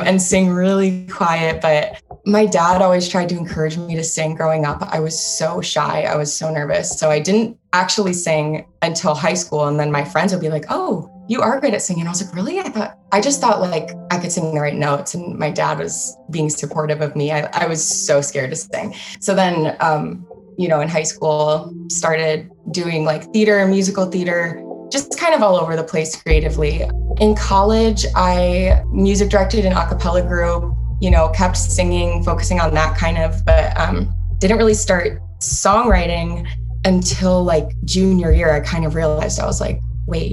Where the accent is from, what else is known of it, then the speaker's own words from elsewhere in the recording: Cleveland, Ohio, United States; moved away as an adult; also born or lived in Charlotte; now in Nashville, United States; I am from Cleveland, Ohio. That's where I lived most of my life.